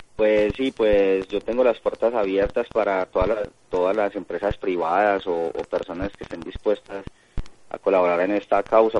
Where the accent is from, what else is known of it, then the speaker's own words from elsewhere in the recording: Colombia; A Colombia regreso hoy porque tengo torneo este fin de semana a partir del jueves allá en mi país